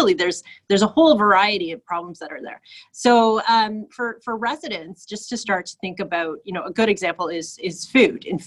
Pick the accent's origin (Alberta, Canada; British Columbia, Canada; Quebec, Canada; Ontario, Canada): Ontario, Canada; Toronto; I grew up on the Scarborough border at Victoria Park in Lawrence, and I did grow up in an apartment building like most Scarborough youngsters